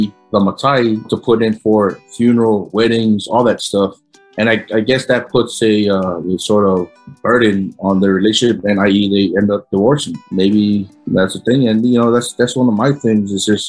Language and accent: English; Samoa; growing up in Samoa, you know, a lot of the families, our families are poor, you know, we live in that poverty line.